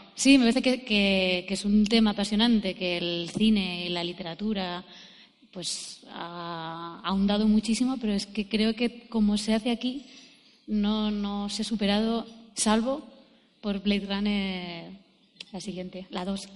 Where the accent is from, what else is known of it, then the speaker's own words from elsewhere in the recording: Jaén, Andalusia, Spain; yo soy de Jaén